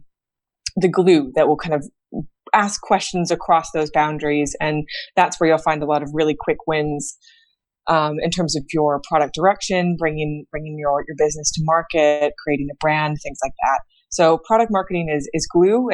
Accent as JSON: {"language": "English", "town": "San Francisco", "region": "California", "country": "United States", "tie": "born or raised there", "said": "I'm originally from San Francisco. I was born and raised in the Bay Area"}